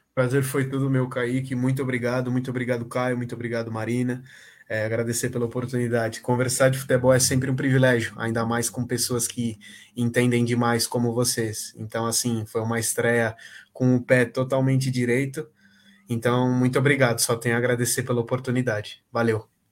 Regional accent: Brazil; falando como brasileiro

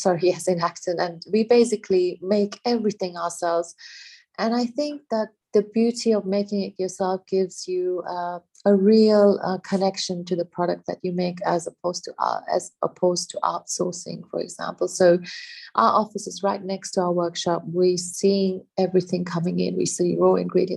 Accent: Kenya; I grew up in Kenya in East Africa

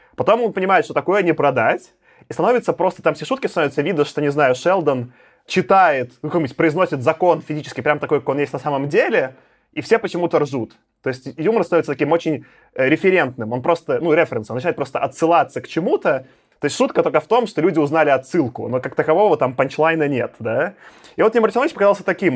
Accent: Belarus; now in Moscow, Russia; я сам из, Беларуси родился

